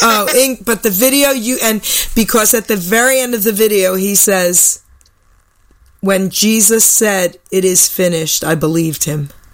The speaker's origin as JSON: {"language": "English", "region": "New York", "country": "United States", "tie": "born or raised there", "said": "I was more of this tough New York kid"}